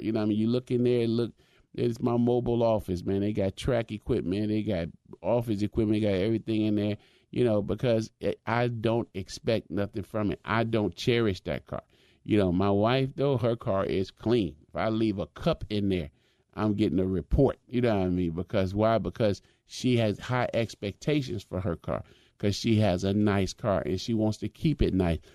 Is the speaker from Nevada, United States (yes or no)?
no; Chicago, Illinois, United States; when I was a young boy growing up in Chicago